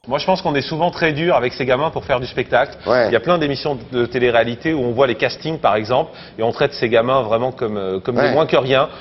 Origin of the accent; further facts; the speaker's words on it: Corsica, France; je suis corse